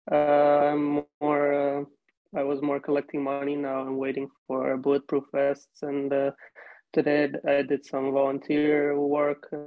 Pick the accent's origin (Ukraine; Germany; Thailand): Ukraine; Kyiv; born there; I was born